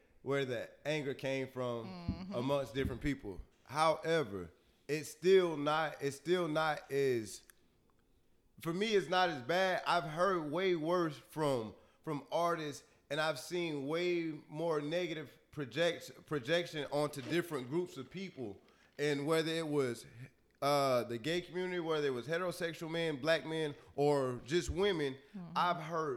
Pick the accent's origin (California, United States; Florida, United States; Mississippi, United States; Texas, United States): Florida, United States; I'm from Florida